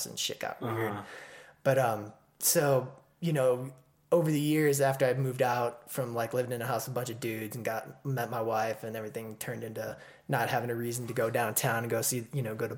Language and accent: English; Dubuque, Iowa, United States; moved away; I grew up in a town called Dubuque, Iowa